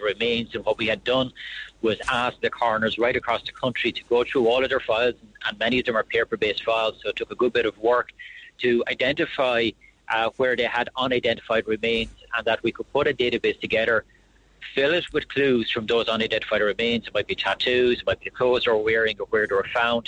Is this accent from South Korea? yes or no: no; Wexford, Leinster, Ireland; I'm from Wexford, where Tusker Rock is